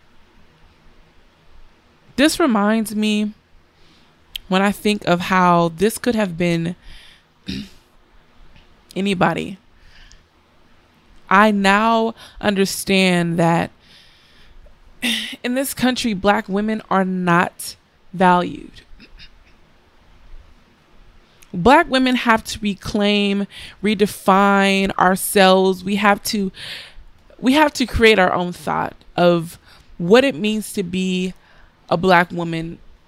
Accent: United States; I am an American, I am black, and I am a woman

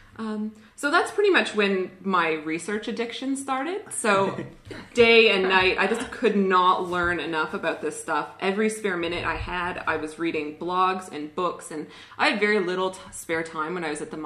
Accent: Canada; accent: Canadian; now in Australia; I grew up in a pretty normal Canadian family, which is where my accent is from

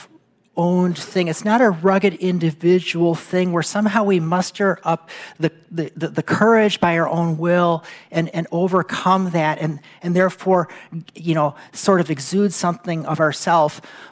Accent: United States

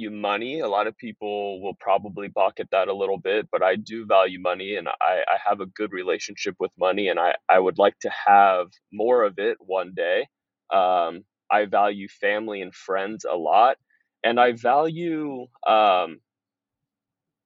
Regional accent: Pleasanton, California, United States; also born or lived in Los Angeles, California; I was born in Los Angeles. Parents divorced when I was two. Mom remarried to a guy in the Bay Area, Northern California. So I moved to Pleasanton, California when I was five. Went through the public school system there. Raised by a great family

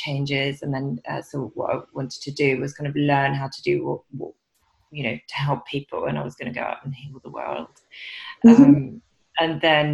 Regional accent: Sweden; moved away as an adult; also born or lived in London, United Kingdom; now in England, United Kingdom; So I'm from Sweden originally. I've lived in England now for about 20 years.

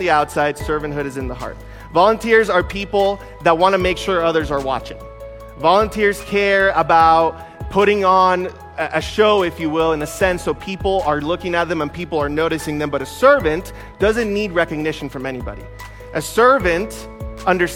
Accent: Costa Rica; now in United States; I wasn't actually born in the United States. I was born in Costa Rica.

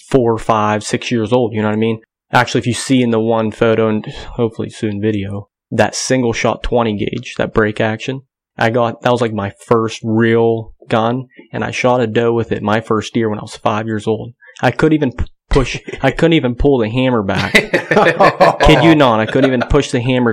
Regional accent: Grove City, Pennsylvania, United States; I'm 27 years old. Born and raised in Grove City, Pennsylvania

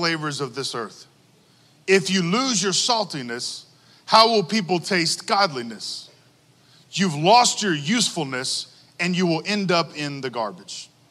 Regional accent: Texas, United States; I'm from Texas

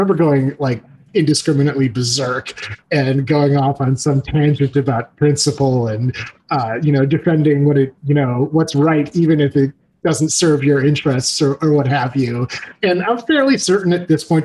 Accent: Skokie, Illinois, United States; I grew up in Skokie, Illinois

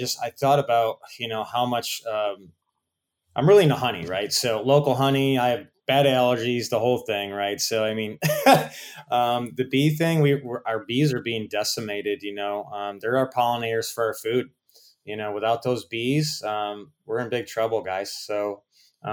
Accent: Rochester, New York, United States; also born or lived in Fort Lauderdale, Florida; now in Naples, United States; I went home to Rochester, New York

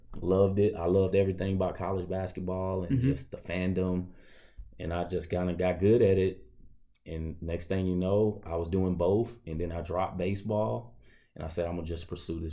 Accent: Louisiana, United States; moved away as an adult; now in York, Nebraska, United States; I'm coming from Louisiana, which is a diverse state, diverse town even

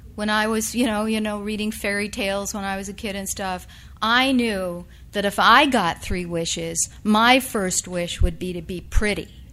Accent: upstate New York, United States; the place where I was born in upstate rural New York

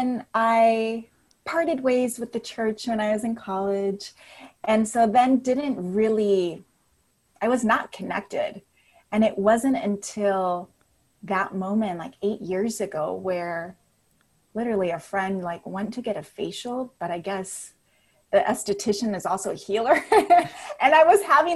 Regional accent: Napa, California, United States; moved away as an adult; also born or lived in Berkeley, California / Los Angeles, California; So I'm from Northern California. I'm from Napa

